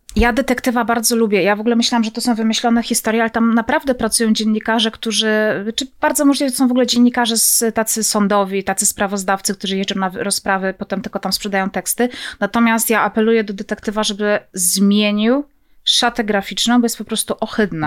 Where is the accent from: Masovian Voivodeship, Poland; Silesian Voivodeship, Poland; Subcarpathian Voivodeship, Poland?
Silesian Voivodeship, Poland; Zabrze; Ja pochodzę z Zabrza, więc Gliwice są tuż obok.